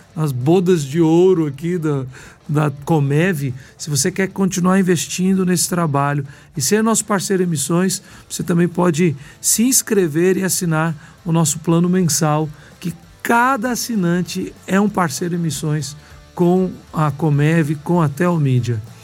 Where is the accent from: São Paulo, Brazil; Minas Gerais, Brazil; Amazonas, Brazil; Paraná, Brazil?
Minas Gerais, Brazil; Belo Horizonte; Eu sou de Belo Horizonte, né, mineiro